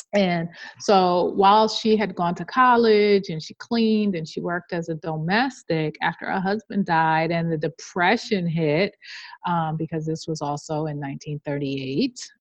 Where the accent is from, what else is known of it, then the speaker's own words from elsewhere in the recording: New York City, New York, United States; I grew up in Queens